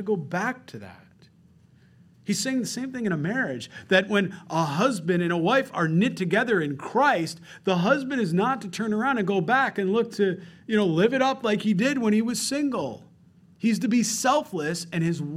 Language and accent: English; Rochester, New York, United States; moved away; I'm from Rochester, New York, the land of ice and snow